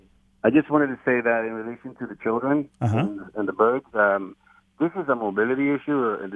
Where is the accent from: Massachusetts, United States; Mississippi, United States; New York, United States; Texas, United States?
New York, United States; New York City; now in Detroit, United States; I grew up in New York City